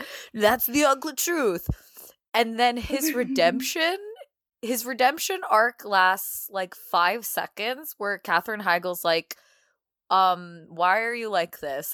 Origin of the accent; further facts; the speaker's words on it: Brampton, Ontario, Canada; grew up in Brampton.